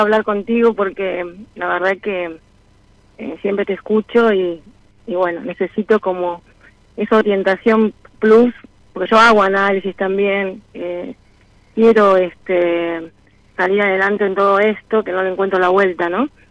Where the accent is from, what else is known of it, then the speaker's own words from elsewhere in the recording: Buenos Aires, Argentina; moved away as an adult; now in Cipolletti, Argentina; yo soy porteña, pero vivo hace más de 12 años en Cipolletti, Río Negro